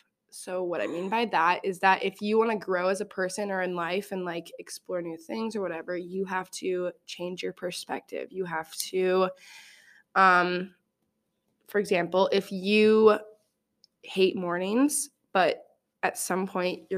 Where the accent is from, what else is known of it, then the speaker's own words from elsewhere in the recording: Nebraska, United States; I'm from Nebraska